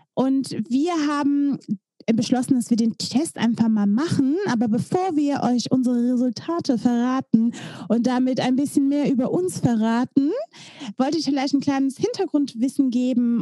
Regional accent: Belgium; moved away as an adult; now in Germany; Ich komme aus Belgien eigentlich

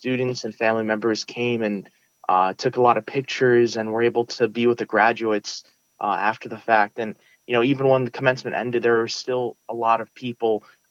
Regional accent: New York City, New York, United States; first language Russian; English is a second language; I grew up in Sunset Park, Brooklyn

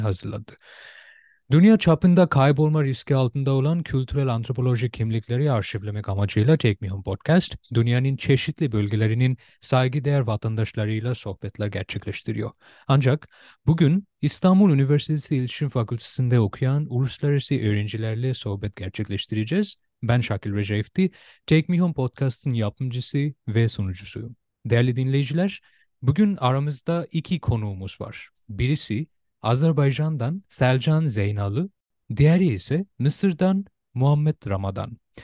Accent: Bangladesh; Turkish is a second language; now in Turkey; ben bir Bangladeşli olmama rağmen ve sonrasından Türkçe e, öğrendiğime rağmen

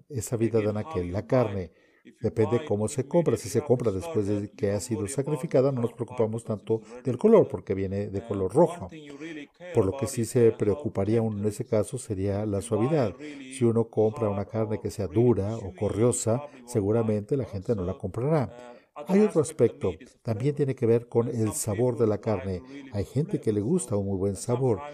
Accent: South India, India; Spanish is a second language; moved away as an adult; also born or lived in Connecticut, United States; now in Oklahoma, United States; Originalmente soy de la India, de la parte sur de la India

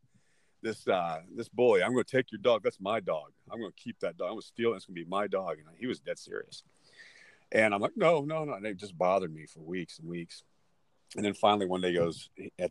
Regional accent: Texas, United States; now in Southern California, United States; growing up in Texas

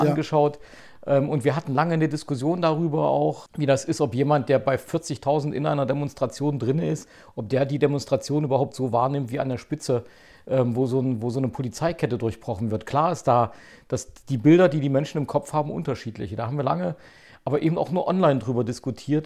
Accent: Zeitz, Saxony-Anhalt, Germany; moved away as an adult; now in Leipzig, Germany; wir sind ja beide in Zeitz aufgewachsen

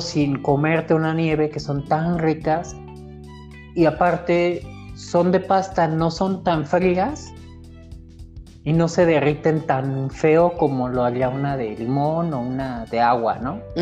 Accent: Morelia, Michoacán, Mexico; la ciudad donde nací, la ciudad donde crecí

